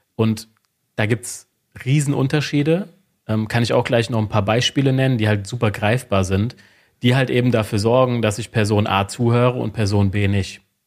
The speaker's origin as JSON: {"language": "German", "town": "Wiesbaden", "region": "Hesse", "country": "Germany", "said": "ich bin aus Wiesbaden, bin 36 Jahre alt"}